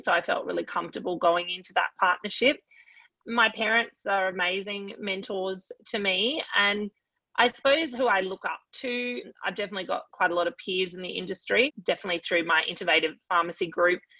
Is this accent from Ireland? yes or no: no; Queensland, Australia; I am Queenslander through and through in all facets of life and sport, etc.